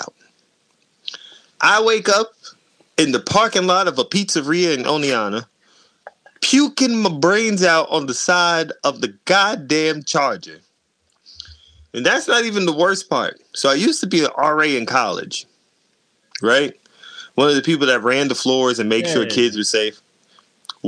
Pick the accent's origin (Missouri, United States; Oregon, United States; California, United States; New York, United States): New York, United States; New York City; I'm black and I'm from Brooklyn.